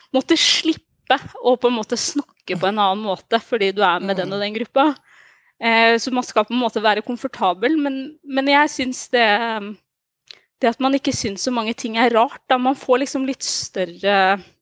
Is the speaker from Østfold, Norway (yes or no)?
no; Oslo, Norway; så er jeg fra Oslo, jeg er fra mm. Hauketo.